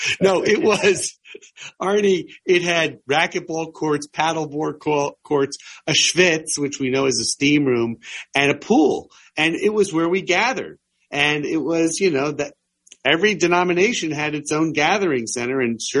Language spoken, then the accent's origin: English; Metuchen, New Jersey, United States; also born or lived in Hoboken, New Jersey; now in Summit, United States; growing up, we had a YMCA in the town I grew up in Metuchen, New Jersey. Then when I had my first job in Hoboken, New Jersey, we had a great Y that I was a member of. And in Summit, New Jersey, where I live with my family